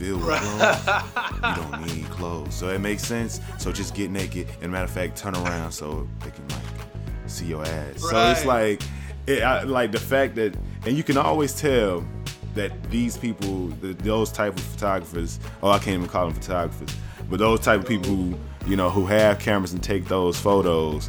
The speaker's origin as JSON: {"language": "English", "region": "the South", "country": "United States", "moved": "yes", "said": "I'm from the South originally"}